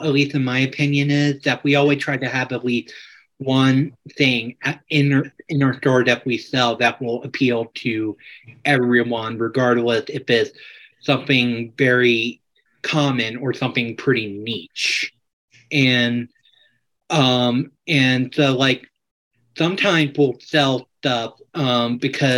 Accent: Atlanta, Georgia, United States; moved away as an adult; also born or lived in Greensboro, North Carolina; now in Asheville, United States; I pretty much grew up in Atlanta pretty much my whole life. I mean, I was born in Greensboro, North Carolina

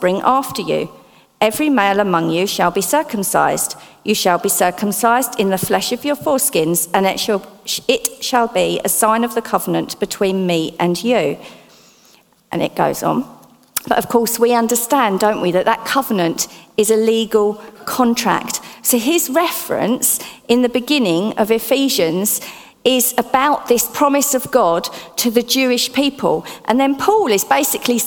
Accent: Essex, East of England, United Kingdom; accent: Essex; my Essex accent

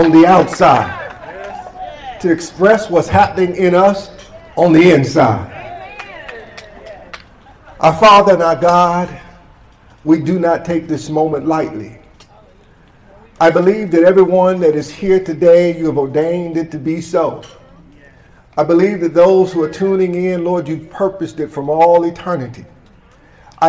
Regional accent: Michigan, United States; now in High Point, United States; I'm originally from Michigan

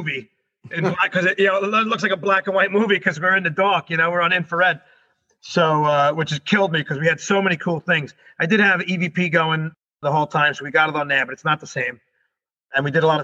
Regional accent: New York, United States; we're New Yorkers

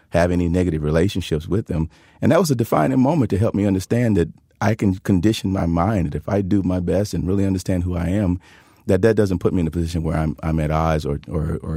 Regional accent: Tuscaloosa, Alabama, United States; where I where I grew up and where I was born

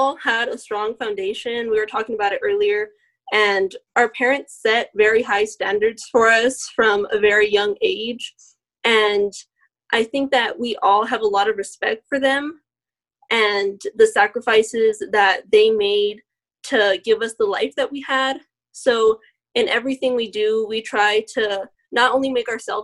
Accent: El Paso, Texas, United States; also born or lived in San Antonio, Texas; now in Denton, United States; I was born in San Antonio and raised here in El Paso

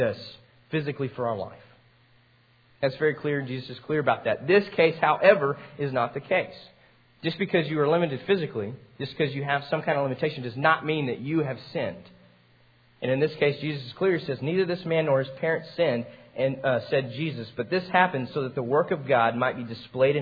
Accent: Amarillo, Texas, United States; I grew up in Amarillo

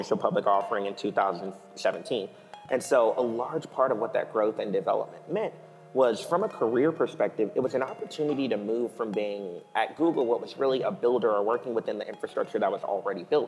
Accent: Houston, Texas, United States; moved away as an adult; also born or lived in Austin, Texas; now in Los Angeles, United States; growing up in Houston originally

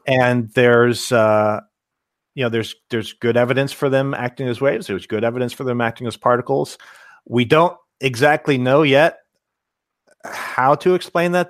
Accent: Cincinnati, Ohio, United States; moved away; I'm originally from Cincinnati

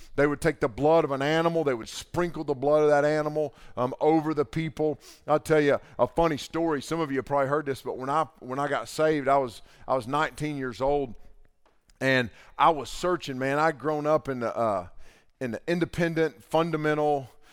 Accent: the Bible Belt, United States; growing up in the Bible Belt

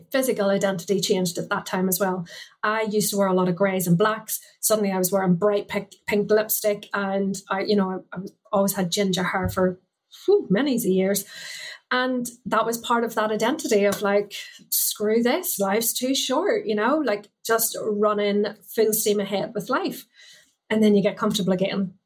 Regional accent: Ireland; as a Catholic growing up in Ireland, I went to a convent school

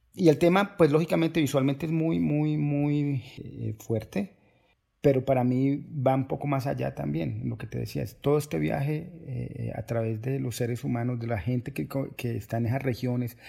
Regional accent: Cali, Valle del Cauca, Colombia; moved away; yo soy de, de Cali, que es una ciudad cerca del Pacífico colombiano

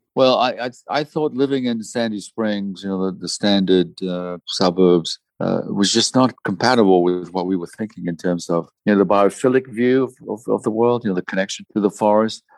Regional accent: DR Congo; I was born in the Congo in Africa, and so were my parents, so were my grandparents

